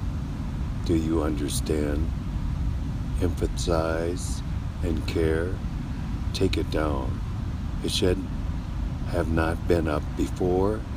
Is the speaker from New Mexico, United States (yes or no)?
no; Minneapolis, Minnesota, United States; also born or lived in St. Paul, Minnesota; I was born and raised in Minnesota, born in Minneapolis, raised as a ward of the state